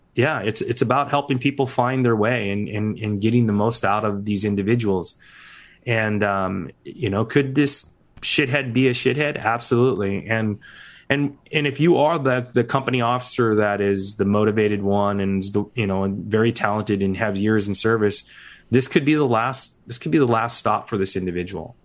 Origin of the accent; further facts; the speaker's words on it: Seattle, Washington, United States; When I grew up in Seattle, I was gonna be a Seattle firefighter